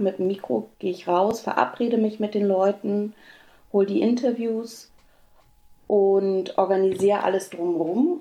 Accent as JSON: {"language": "German", "region": "Berlin", "country": "Germany", "tie": "born or raised there", "moved": "yes", "said": "groß geworden bin ich in Berlin in Ostberlin, im Prenzlauer Berg"}